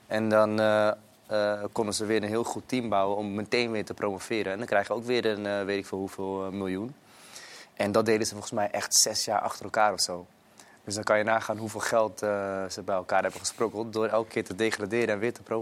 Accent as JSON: {"language": "Dutch", "country": "Netherlands", "said": "kijk, ik kwam natuurlijk uit Nederland, dus dat was heel veel voetballen."}